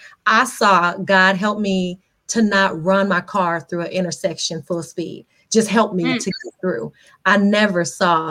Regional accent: Las Vegas, Nevada, United States; I'm born and raised in Las Vegas.

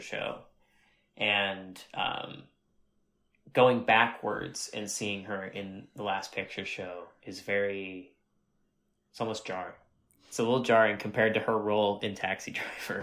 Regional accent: Northeast Ohio, United States; I'm from, uh, a little rural town of three thousand people, uh, in Northeast Ohio, um, pretty close to Youngstown

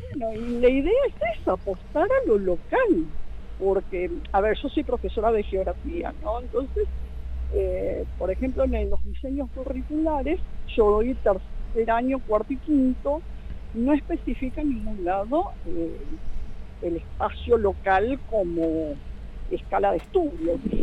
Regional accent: General Rodríguez, Buenos Aires Province, Argentina; yo eh, nací acá en Rodríguez, mis padres, mis abuelos, somos toda una familia de acá

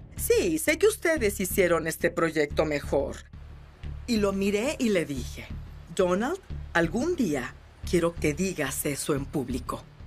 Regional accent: New York City, New York, United States; Soy neoyorquina por completo, nacida y criada

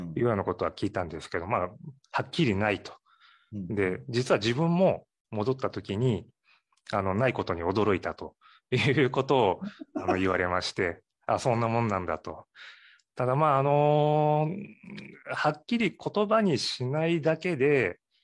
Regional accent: Matsuyama, Ehime, Japan; also born or lived in Tokyo; 松山、隣の松山市の方で生まれ育ちまして

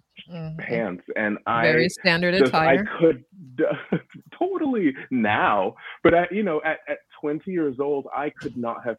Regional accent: Stockton, California, United States; moved away as an adult; also born or lived in Los Angeles, California / San Francisco, California / Oakland, California; now in Philadelphia, United States; I was born and raised in Stockton. I was there until I was 11 years old. And then I moved to Los Angeles

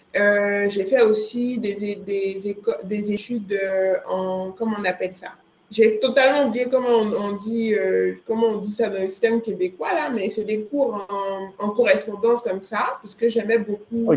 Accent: Côte d’Ivoire; moved away; also born or lived in Montreal, Canada; je viens de Côte d'Ivoire

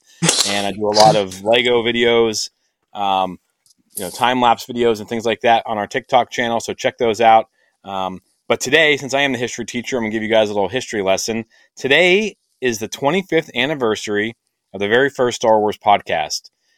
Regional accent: Kansas, United States; I'm from the United States in the heartland of Kansas, as Jack would say. I am not in my 30s.

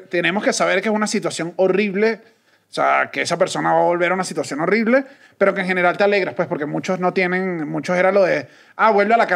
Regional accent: Colombia; yo soy colombiano.

